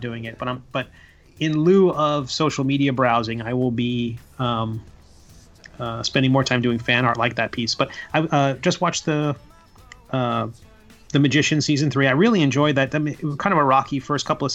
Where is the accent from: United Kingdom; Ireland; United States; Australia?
United States; Long Island, New York; also born or lived in Virginia / DC area; now in Florida, United States; I grew up on Long Island in New York